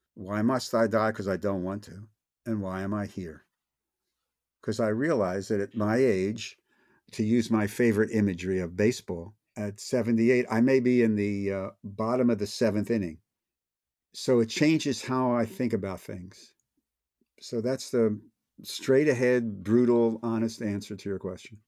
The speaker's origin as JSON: {"language": "English", "town": "Philadelphia", "region": "Pennsylvania", "country": "United States", "said": "I'm from Philly"}